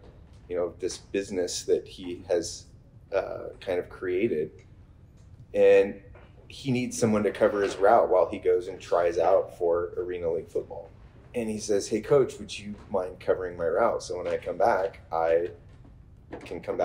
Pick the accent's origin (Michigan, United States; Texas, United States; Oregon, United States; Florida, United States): Oregon, United States; McMinnville; I grew up in McMinnville, Oregon, which for all intents and purposes makes me a little bit of a unicorn in the Oregon wine business